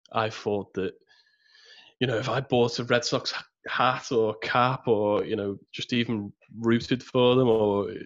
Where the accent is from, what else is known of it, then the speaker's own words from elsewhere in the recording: Birkenhead, North West England, United Kingdom; It's my identity from birth. It's my hometown